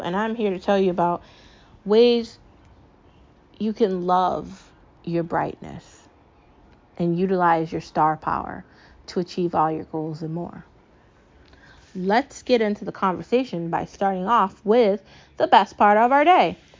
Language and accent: English; United States; I'm an American. My mom's an American